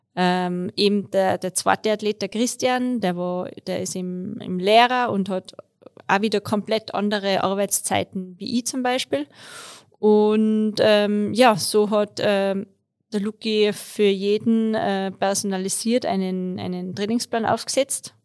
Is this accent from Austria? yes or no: yes; Tyrolean Unterland, Austria; moved away as an adult; now in Innsbruck, Austria; ich komme eigentlich aus dem Unterland, ähm, wohne aber seit ich studiert habe in Innsbruck